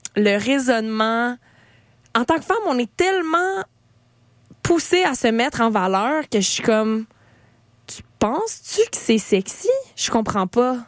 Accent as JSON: {"language": "French", "area": "Eastern Townships", "region": "Quebec", "country": "Canada", "said": "je viens des cantons de l'Est"}